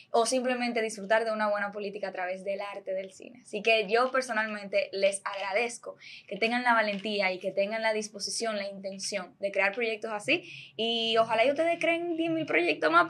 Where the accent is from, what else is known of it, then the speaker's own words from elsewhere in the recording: Santiago de los Caballeros, Santiago, Dominican Republic; yo soy de Santiago